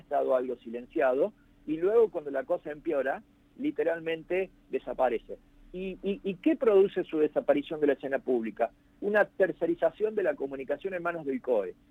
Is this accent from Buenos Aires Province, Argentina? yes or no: no; Hernando, Córdoba, Argentina; yo soy oriundo de Hernando